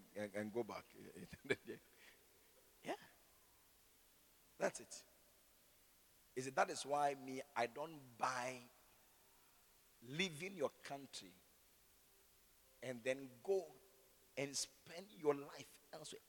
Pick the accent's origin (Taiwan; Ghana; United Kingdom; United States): Ghana; Accra, Greater Accra; I'm from Gbese.